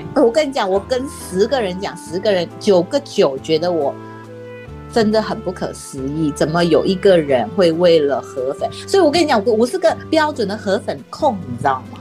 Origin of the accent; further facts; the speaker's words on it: Penang, Malaysia; now in Taiwan; 就大家知道我是马来西亚人嘛， 而且我是马来西亚槟城人